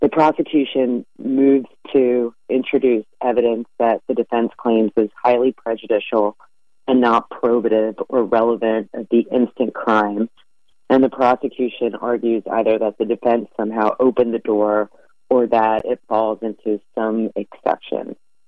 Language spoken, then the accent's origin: English; Philadelphia, Pennsylvania, United States; Very little hype, but you should say Miss …, because I'm from Philly.